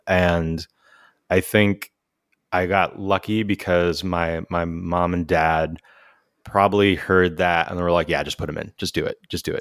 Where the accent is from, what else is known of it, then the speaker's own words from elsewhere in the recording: San Jose, California, United States; also born or lived in San Francisco; growing up in San Jose, California